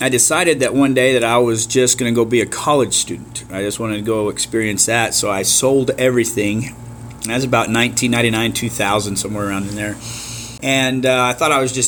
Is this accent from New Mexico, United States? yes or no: yes; Clayton, New Mexico, United States; moved away as an adult; now in Stephenville, United States; I'm originally from New Mexico. I've lived in Stephenville, Texas for the last 17 years, I guess. And but I went to school in Clayton, New Mexico. That's where I graduated high school